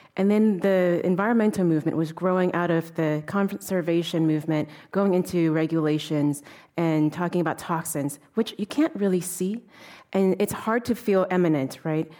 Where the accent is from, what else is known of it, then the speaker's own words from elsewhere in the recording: Oakland, California, United States; also born or lived in Oregon; growing up in Oakland, California during the eighties.